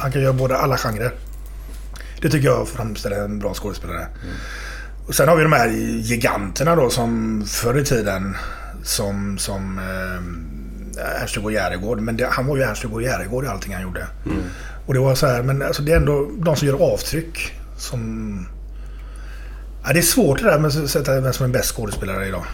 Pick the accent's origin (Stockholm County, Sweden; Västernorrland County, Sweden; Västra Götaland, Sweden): Västra Götaland, Sweden; Partille; jag är uppväxt i Partille